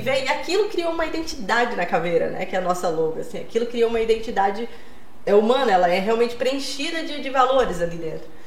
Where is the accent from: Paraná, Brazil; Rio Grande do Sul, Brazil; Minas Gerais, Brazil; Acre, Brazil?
Acre, Brazil; Eu nasci lá no Acre, mas tenho família catarinense